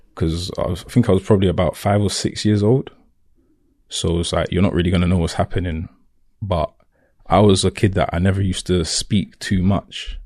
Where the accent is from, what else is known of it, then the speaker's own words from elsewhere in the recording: London, United Kingdom; accent: Cockney; I was born in Camden, raised in Camden